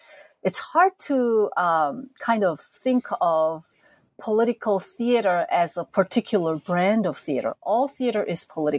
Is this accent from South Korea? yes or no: yes; South Korea; As a teenager growing up in South Korea in the 70s and 80s, I never skipped the top of the chart music shows on TV.